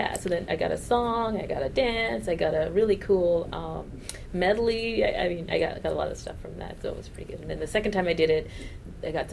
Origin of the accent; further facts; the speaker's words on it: Toronto, Ontario, Canada; moved away; also born or lived in Jamaica; I grew up in Toronto where the team is the Argos